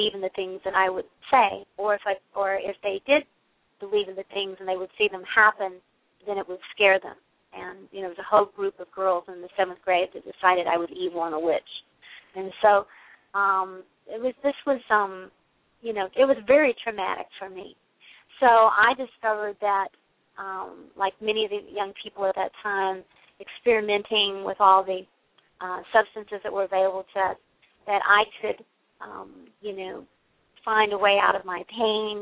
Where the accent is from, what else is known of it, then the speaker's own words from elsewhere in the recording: Western Kentucky, United States; moved away; also born or lived in Bay Area, California; I grew up in Western Kentucky